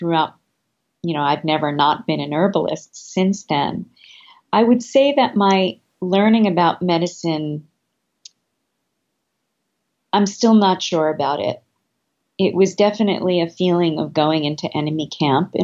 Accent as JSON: {"language": "English", "town": "New York City", "region": "New York", "country": "United States", "tie": "born or raised there", "also_born_or_lived": "Manhattan", "said": "I grew up in Brooklyn before it was cool"}